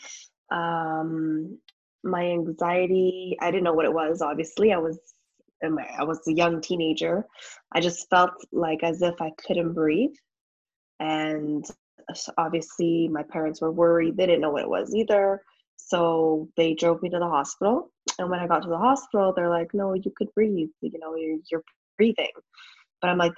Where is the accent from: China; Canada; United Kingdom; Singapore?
Canada; also born or lived in Montreal; I live in Montreal. I'm from Canada.